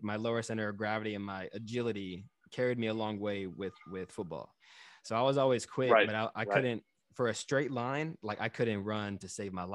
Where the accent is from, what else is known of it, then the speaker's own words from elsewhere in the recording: Texas, United States; now in New York City, United States; I grew up in Texas, so I grew up in the South.